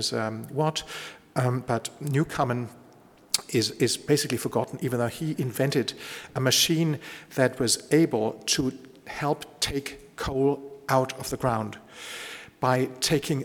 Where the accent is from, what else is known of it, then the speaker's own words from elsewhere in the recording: Bavaria, Germany; I come from Bavaria